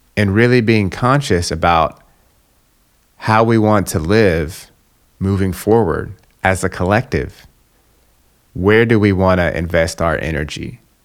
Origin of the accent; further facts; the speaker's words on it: Atlanta, Georgia, United States; I'm from Atlanta, Georgia, right, which is in the South in the United States